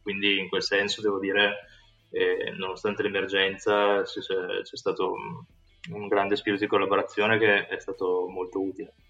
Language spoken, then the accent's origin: Italian; Italy; moved away as an adult; also born or lived in United States / United Kingdom / Singapore; sono veramente stato fortunato a nascere e crescere in Italia